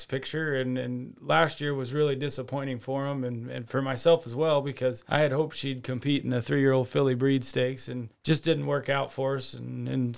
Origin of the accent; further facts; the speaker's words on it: Shelby, Nebraska, United States; also born or lived in Columbus, Nebraska; I'm from Columbus or from Shelby